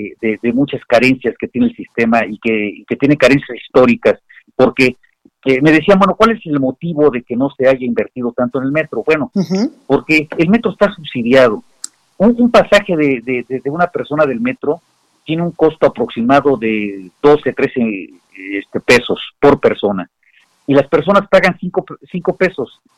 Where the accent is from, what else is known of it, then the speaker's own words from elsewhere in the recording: Mexico; nosotros llevamos 10 meses en una situación, como muchos mexicanos, en una situación complica compleja, difícil